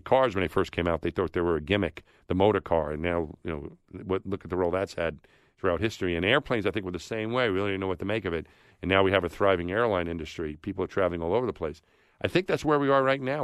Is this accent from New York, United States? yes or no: yes; New York, United States; I grew up thinking I was from my neighborhood in New York. Then I was a New Yorker.